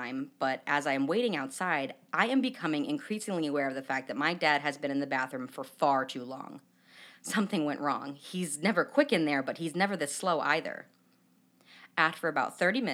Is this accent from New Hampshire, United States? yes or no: yes; New Hampshire, United States; now in Chicago, United States; I'm from New Hampshire